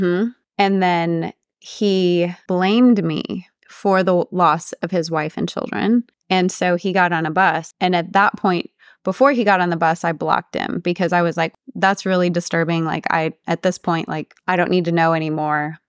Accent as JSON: {"language": "English", "town": "Odessa", "region": "Texas", "country": "United States", "tie": "born or raised there", "said": "all my family left my hometown of Odessa, Texas"}